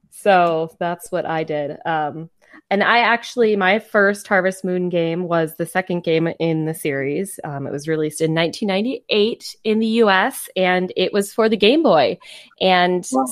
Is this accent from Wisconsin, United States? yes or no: yes; Wisconsin, United States; we are from Wisconsin.